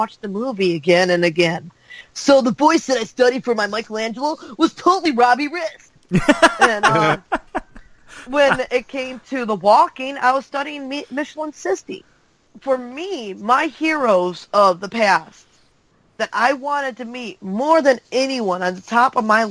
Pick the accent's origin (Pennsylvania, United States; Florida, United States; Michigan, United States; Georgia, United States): Michigan, United States; Detroit; I'm from Detroit, Michigan.